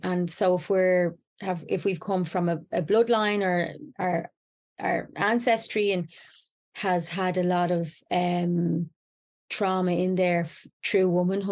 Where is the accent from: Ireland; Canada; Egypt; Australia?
Ireland; as an Irish woman